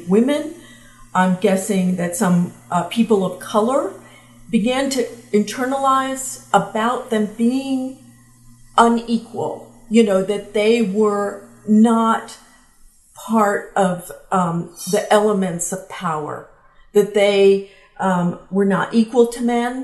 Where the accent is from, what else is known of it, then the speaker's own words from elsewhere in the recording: the South, United States; I grew up in the South